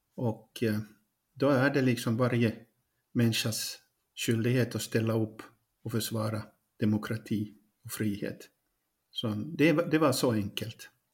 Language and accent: Swedish; Pedersöre, Ostrobothnia, Finland; moved away as an adult; now in Ukraine; Jag är barnfödd i Poromo. Eh, idag så heter den kommun Pedersöre, det är i Österbotten.